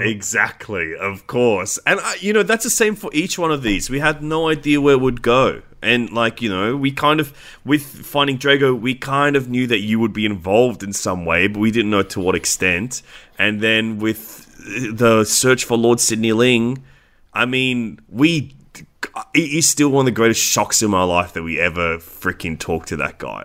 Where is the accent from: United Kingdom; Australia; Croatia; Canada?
Australia; we are Australian